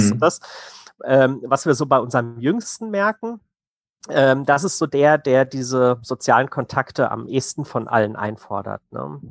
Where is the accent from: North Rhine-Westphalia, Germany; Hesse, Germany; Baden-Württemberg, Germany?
Hesse, Germany; wir kommen aus Hessen